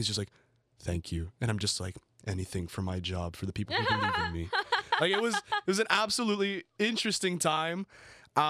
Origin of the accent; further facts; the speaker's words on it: Colombia; also born or lived in United States; I grew up part of my life in the United States. Obviously, then I grew up in Colombia